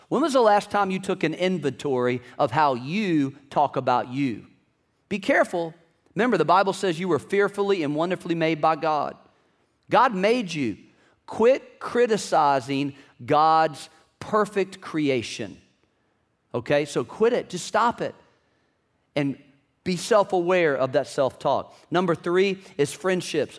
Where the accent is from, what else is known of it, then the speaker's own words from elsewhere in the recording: Virginia, United States; I'm from Virginia.